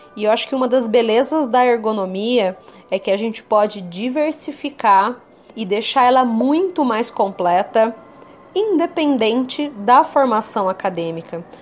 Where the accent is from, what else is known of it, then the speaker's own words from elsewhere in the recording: São Paulo, Brazil; Sou da região aqui de São Paulo